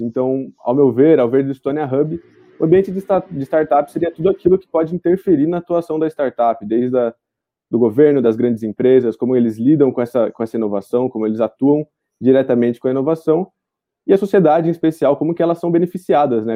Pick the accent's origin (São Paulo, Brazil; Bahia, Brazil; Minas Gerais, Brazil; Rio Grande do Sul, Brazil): São Paulo, Brazil; Araraquara; Sou de Araraquara, interior de São Paulo.